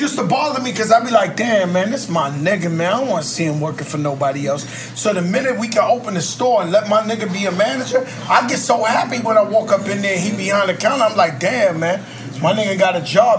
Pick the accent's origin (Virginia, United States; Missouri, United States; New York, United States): New York, United States; New York City; now in Miami, United States; My home is the Bronx, New York.